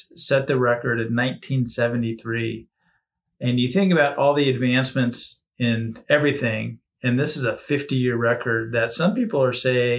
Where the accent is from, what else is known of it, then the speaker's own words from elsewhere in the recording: Arcadia, California, United States; I grew up near Santa Anita Racetrack in Arcadia, California.